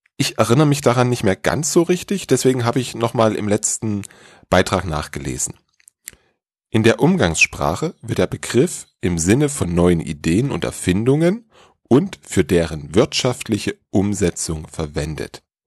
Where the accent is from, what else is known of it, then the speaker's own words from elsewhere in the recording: Dresden, Saxony, Germany; in meiner Heimatstadt Dresden